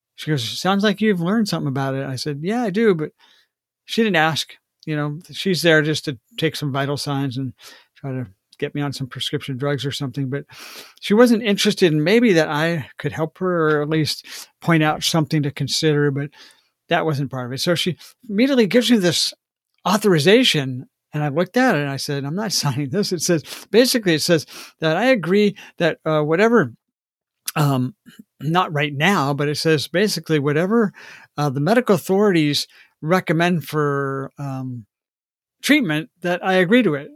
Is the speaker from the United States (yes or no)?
yes; Washington, United States; Washington State. My home state